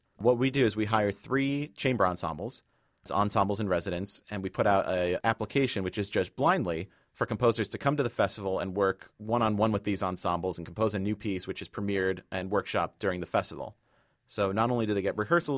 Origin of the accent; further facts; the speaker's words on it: Connecticut, United States; I'm from Connecticut